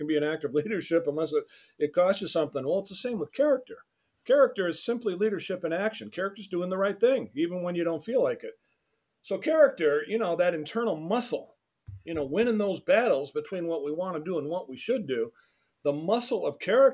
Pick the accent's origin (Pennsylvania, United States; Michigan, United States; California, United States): Michigan, United States; Detroit; I'm from Detroit